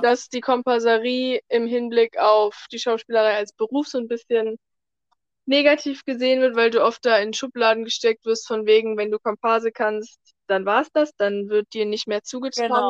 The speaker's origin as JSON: {"language": "German", "region": "North Rhine-Westphalia", "country": "Germany", "moved": "yes", "lives_now": "Berlin, Germany", "said": "Ich komme ursprünglich aus NRW"}